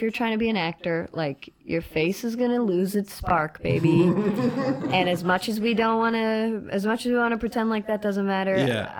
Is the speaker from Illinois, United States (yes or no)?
no; Boston, Massachusetts, United States; also born or lived in Florida; Florida. I'm Boston and then Florida and then here.